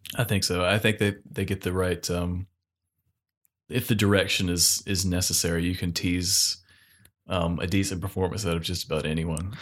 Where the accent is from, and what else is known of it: North Carolina, United States